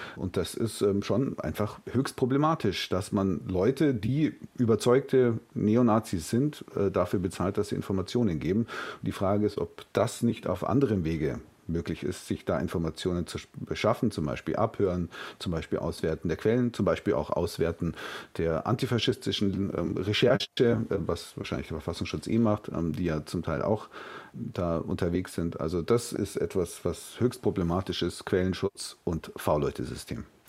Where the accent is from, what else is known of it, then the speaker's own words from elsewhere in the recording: Bavaria, Germany; Bei uns in Bayern